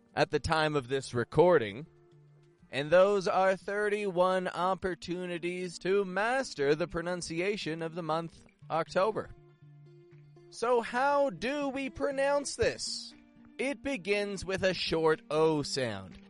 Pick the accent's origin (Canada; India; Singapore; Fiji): Canada; now in Mexico; I'm from Canada. I live in Mexico in a remote desert location